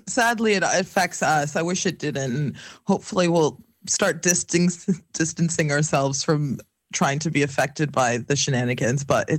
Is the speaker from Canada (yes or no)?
yes; Canada; moved away; I'm from Canada